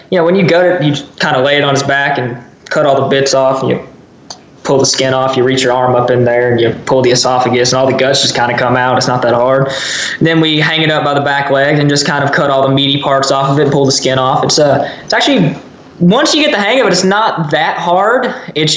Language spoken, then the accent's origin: English; near the Alabama line, south of the Blue Ridge area, Georgia, United States; where I live right on the Alabama line. I grew up around there.